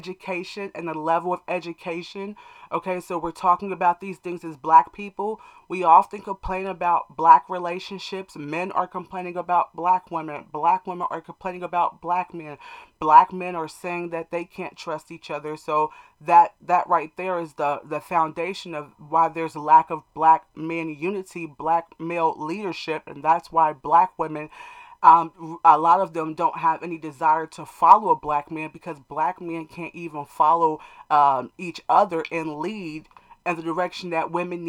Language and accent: English; United States; us as American black people